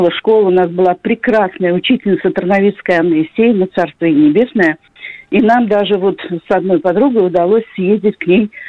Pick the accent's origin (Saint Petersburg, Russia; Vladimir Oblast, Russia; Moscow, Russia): Saint Petersburg, Russia; я из Санкт-Петербурга.